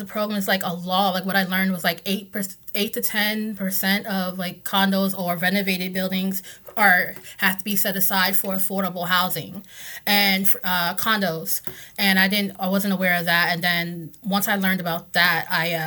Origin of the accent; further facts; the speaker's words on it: North Carolina, United States; moved away as an adult; now in Washington, DC, United States; I grew up in North Carolina. I came here about 16 years ago now